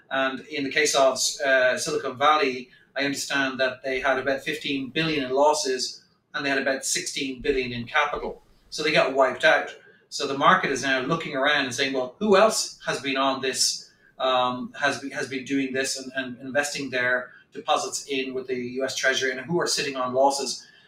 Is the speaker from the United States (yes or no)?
no; Ireland; because we grew up in Europe, in Ireland in particular